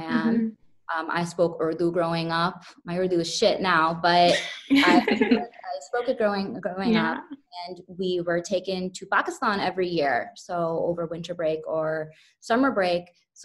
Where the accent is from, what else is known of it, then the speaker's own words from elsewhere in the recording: Topeka, Kansas, United States; now in Brooklyn, United States; I was born and raised in Topeka, Kansas